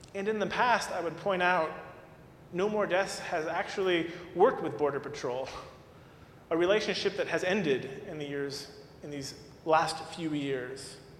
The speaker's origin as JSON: {"language": "English", "region": "Arizona", "country": "United States", "tie": "born or raised there", "moved": "yes", "said": "my home state"}